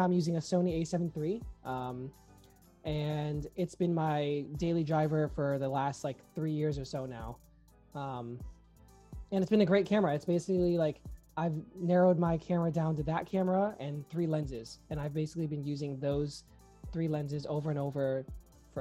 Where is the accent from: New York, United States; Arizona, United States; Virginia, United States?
New York, United States; I'm from New York